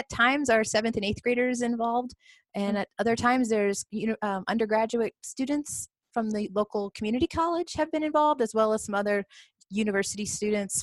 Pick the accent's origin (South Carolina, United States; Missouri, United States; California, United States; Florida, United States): Missouri, United States; Southwest; moved away as an adult; also born or lived in Colorado; now in Carbondale, United States; I grew up in Missouri.